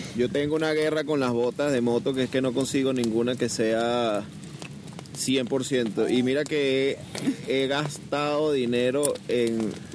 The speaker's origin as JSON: {"language": "Spanish", "country": "Venezuela", "moved": "yes", "lives_now": "Barcelona, Spain", "said": "soy venezolano, pero vengo de Barcelona"}